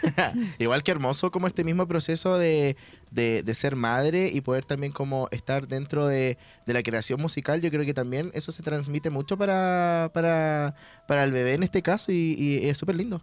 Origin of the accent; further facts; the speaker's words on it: Chile; yo soy de Chile